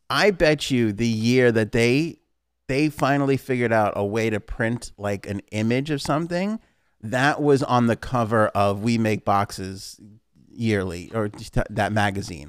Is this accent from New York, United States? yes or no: yes; New York, United States; born or raised there